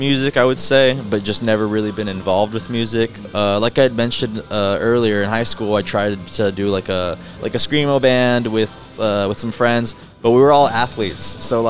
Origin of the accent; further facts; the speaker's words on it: Harlingen, Texas, United States; also born or lived in San Antonio; Yes, I'm from Harlingen originally.